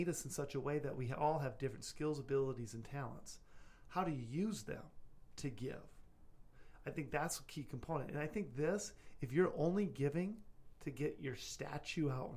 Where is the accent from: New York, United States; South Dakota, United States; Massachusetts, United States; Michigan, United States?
South Dakota, United States; I'm from South Dakota